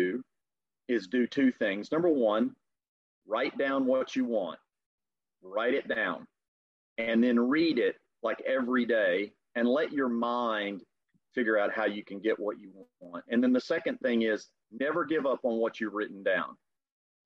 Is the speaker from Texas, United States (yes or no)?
yes; Texas, United States; accent: Texas; my Texas accent does not fit into the Canadian accent